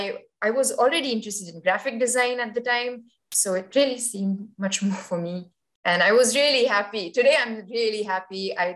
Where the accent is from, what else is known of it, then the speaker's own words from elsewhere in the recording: Dubai, United Arab Emirates; also born or lived in Kharghar, India; I was born in Kharghar. So it's a small, not a small, but well, it's a town in India. But Dubai was so much bigger